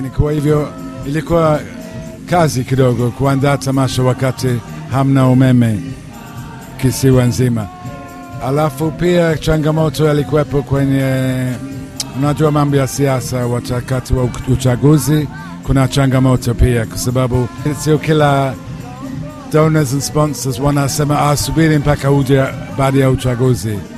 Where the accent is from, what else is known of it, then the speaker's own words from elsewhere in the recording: United Kingdom; moved away as an adult; now in Zanzibar, Tanzania; mimi nimezaliwa Uingereza alafu nimekuja Zanzibar mwaka 98